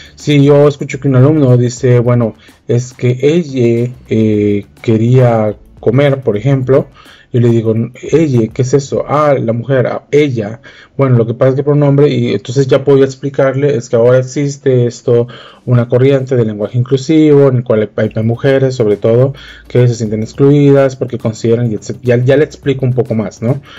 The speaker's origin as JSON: {"language": "Spanish", "country": "Guatemala", "said": "yo soy de Guatemala"}